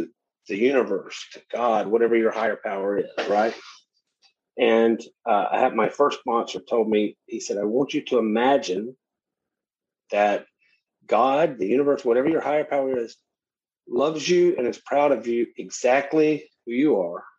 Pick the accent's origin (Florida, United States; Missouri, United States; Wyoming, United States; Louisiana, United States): Louisiana, United States; Shreveport; Growing up in Shreveport, Louisiana